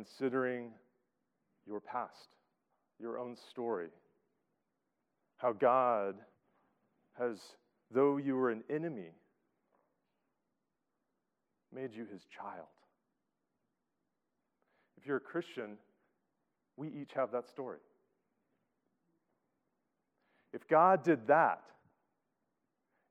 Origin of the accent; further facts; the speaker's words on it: Atlanta, Georgia, United States; moved away as an adult; now in Boston, United States; I grew up in Atlanta, Georgia. Now that I'm in Boston and have persevered through 7 Boston winters